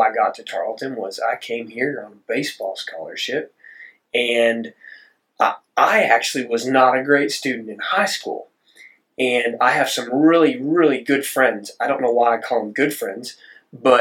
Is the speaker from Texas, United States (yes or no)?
yes; Dripping Springs, Texas, United States; I'm from Southwest Austin, a small town called Dripping Springs, which also isn't small anymore